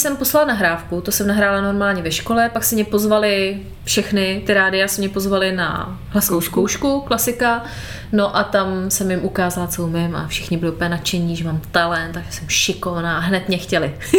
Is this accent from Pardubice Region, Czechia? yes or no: yes; Moravská Třebová, Pardubice Region, Czechia; u nás doma v Moravské Třebové